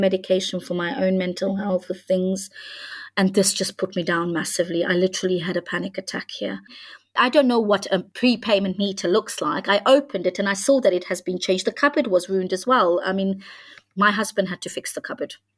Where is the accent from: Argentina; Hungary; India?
Hungary; moved away; I come from Hungary